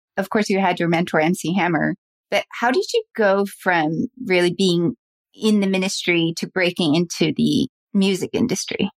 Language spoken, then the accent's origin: English; Salt Lake City, Utah, United States; I grew up in Salt Lake City